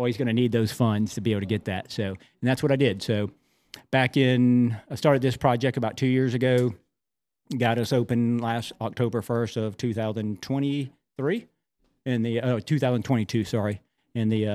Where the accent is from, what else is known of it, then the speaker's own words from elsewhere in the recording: the South, United States; being a Southerner